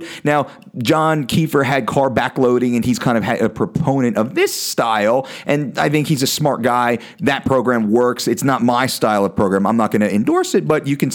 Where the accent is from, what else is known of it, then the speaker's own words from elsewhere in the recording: New Jersey, United States; moved away as an adult; now in West Coast, United States; I'm from Jersey